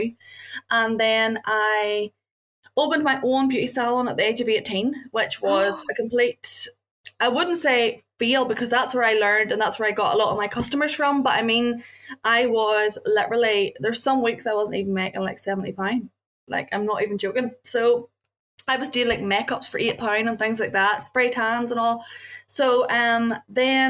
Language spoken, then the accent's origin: English; Northern Ireland, United Kingdom; I came from Northern Ireland